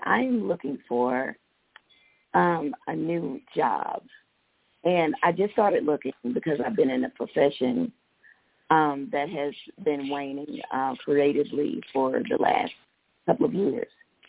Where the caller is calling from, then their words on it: Georgia, United States; I'm calling from Georgia.